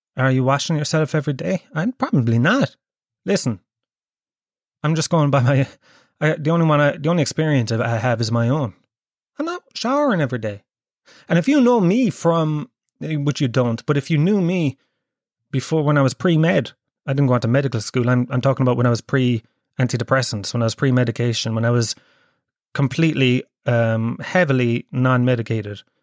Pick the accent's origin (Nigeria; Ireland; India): Ireland; Kerry, Munster; now in Dublin, Ireland; I'm from Kerry